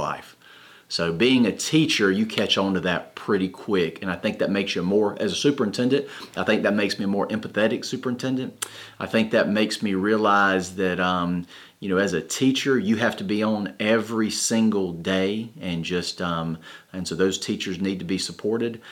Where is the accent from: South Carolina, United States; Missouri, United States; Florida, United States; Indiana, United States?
South Carolina, United States; Fort Mill; I'm originally from Fort Mill, South Carolina